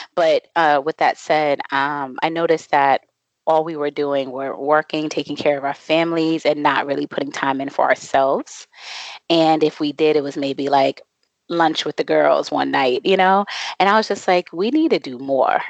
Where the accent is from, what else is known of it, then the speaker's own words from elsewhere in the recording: Boston, Massachusetts, United States; now in Mexico; I am originally from Boston, Massachusetts, and I am currently and I say currently because I move around a lot